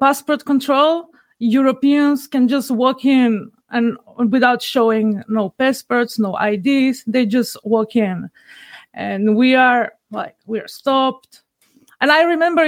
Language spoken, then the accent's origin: English; North Macedonia; I'm from Macedonia, which is recently been renamed North Macedonia